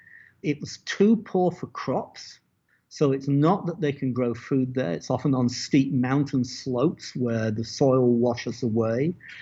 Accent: Las Cruces, New Mexico, United States; What's that worth to the people of Las Cruces, which used to be my hometown?

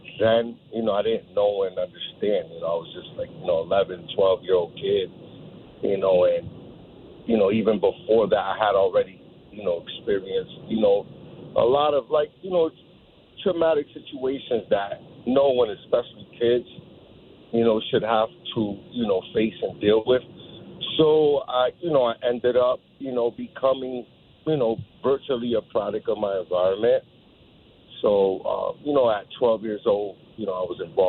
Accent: New Britain, Connecticut, United States; when I was growing up, you know, as a child, you know, I was born out here in New Britain, Connecticut

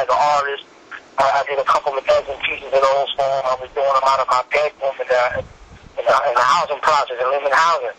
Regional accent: New York City, New York, United States; Born and raised in Spanish Harlem, like DL Manolo

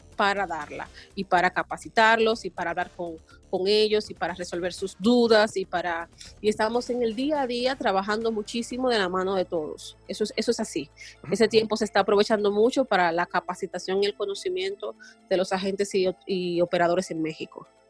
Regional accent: Dominican Republic

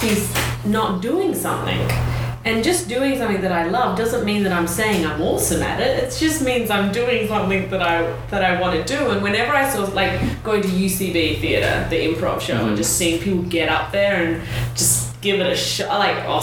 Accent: Australia; now in New York, United States; I am an Australian

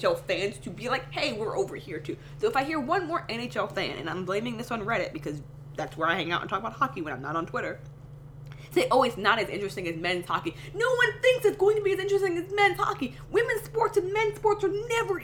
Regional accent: New York, United States; being a New Yorker, being a Kings fan.

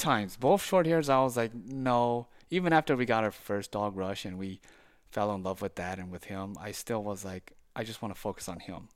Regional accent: Saint Paul, Minnesota, United States; moved away as an adult; now in St. Francis, United States; I was born and raised in Saint Paul, uh, for much of my life

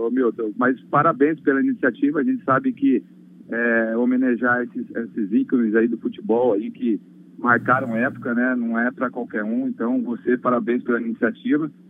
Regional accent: Dracena, São Paulo, Brazil; born there; Mas é Dracena é da minha cidade, onde eu nasci, meus pais moram até hoje e tenho um orgulho muito grande

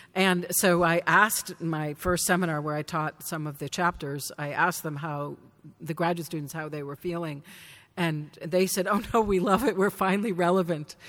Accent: Danvers, Massachusetts, United States; Salem, where I grew up

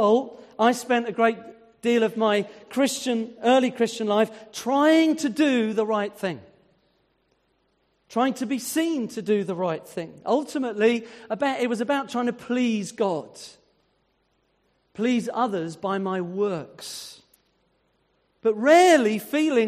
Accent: United Kingdom; being British

